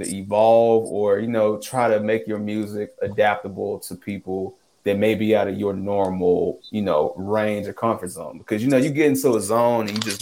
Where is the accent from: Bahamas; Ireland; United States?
United States; Memphis, Tennessee; we're from Memphis